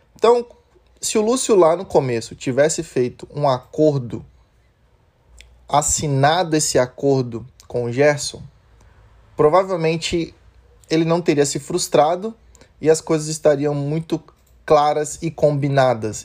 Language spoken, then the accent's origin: Portuguese; Brazil; A gente, como bom brasileiro